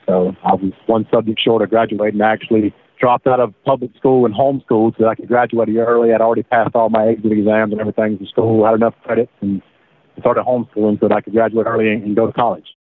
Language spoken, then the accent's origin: English; Alabama, United States; born or raised there